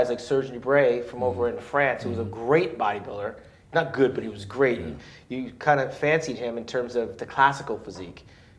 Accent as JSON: {"language": "English", "area": "Orange County", "region": "California", "country": "United States", "said": "I'm from Orange County."}